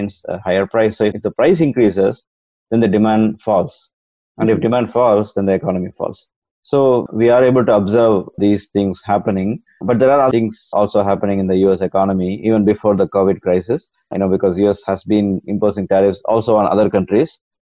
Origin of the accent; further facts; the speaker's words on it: India; moved away; I'm originally from India